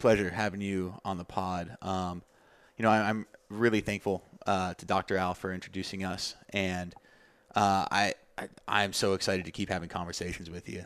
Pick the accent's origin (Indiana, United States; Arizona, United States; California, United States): Arizona, United States; Tucson; my hometown, Tucson, Arizona.